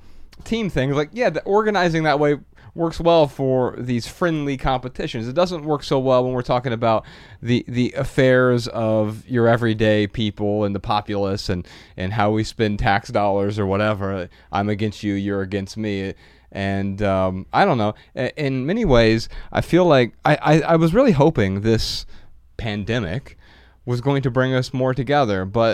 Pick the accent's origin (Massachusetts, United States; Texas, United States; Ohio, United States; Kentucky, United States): Ohio, United States; Dayton; Yeah, Dayton, Ohio.